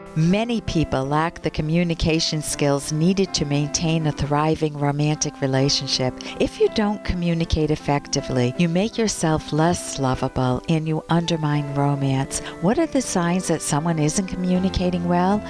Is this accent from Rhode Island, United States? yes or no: yes; Cranston, Rhode Island, United States; shop on Oakland Avenue, where I grew up in Cranston